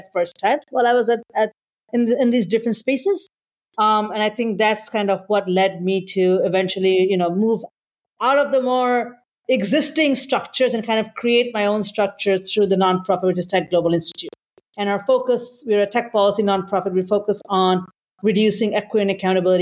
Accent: Bangladesh; moved away as an adult; also born or lived in Singapore; now in United States; I'm originally from Bangladesh, and I moved to the US several years ago

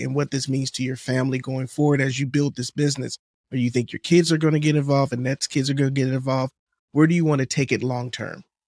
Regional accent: Miami, Florida, United States; also born or lived in Atlanta; I'm from Miami

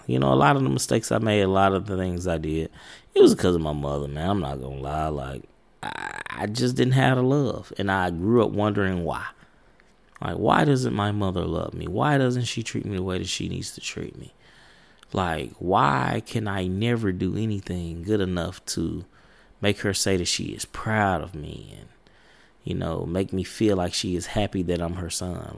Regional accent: United States; I come from Highland Park projects

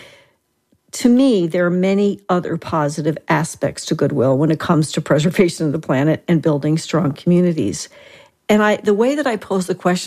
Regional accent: New Jersey, United States; now in Tucson, United States; And I am from Jersey

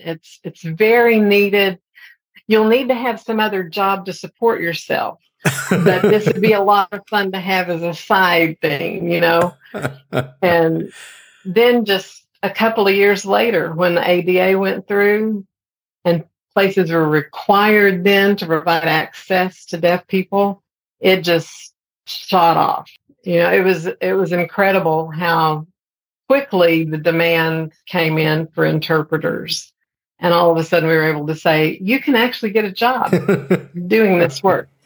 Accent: Amarillo, Texas, United States; moved away as an adult; also born or lived in Austin, Texas / Dallas, Texas / Fort Worth, Texas / Baytown, Texas; now in Oklahoma, United States; when I was growing up in Amarillo

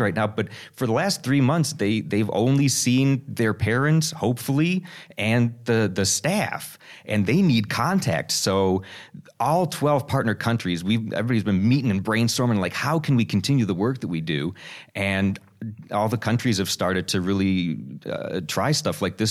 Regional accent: United States; being an American

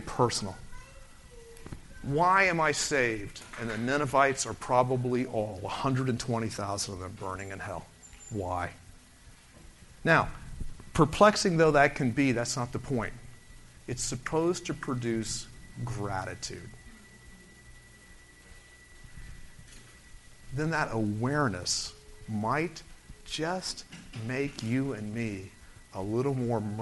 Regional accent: Orlando, Florida, United States; I was brought up in Orlando before Disney

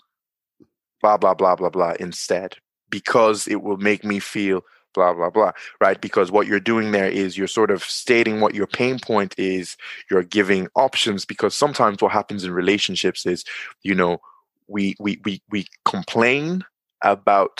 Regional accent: Nigeria; now in Dublin, Ireland; I'm in Dublin, Ireland, but I'm from Nigeria

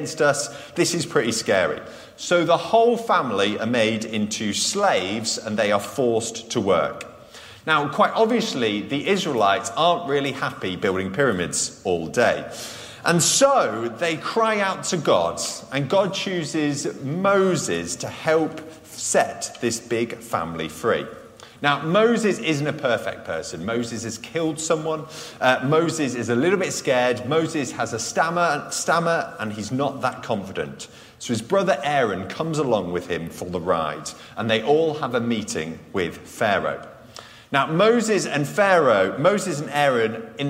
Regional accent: United Kingdom; I'm British

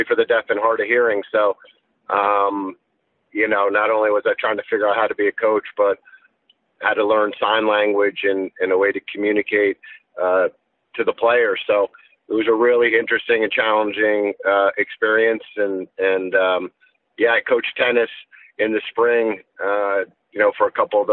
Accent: Fairfield, Connecticut, United States; moved away as an adult; now in Vermont, United States; I grew up in Fairfield, Connecticut, and with two younger brothers

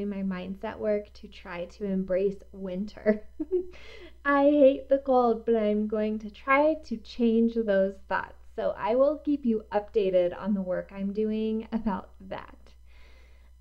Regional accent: East Coast, United States; now in Colorado, United States; I am not originally from here. I'm from the East Coast, where fall is real

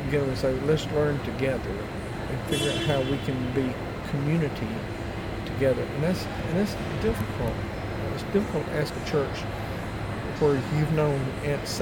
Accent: Tennessee, United States; my county is where I grew up in Tennessee

